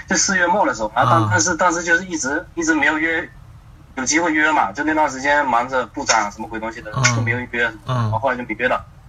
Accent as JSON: {"language": "Chinese", "region": "Fujian", "country": "China", "lives_now": "Shanghai, China", "said": "啊，福建的。"}